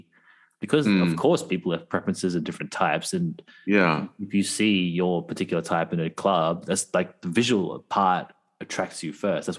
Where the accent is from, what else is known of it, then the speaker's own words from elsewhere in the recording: Australia; Say, I'm Australian, mate.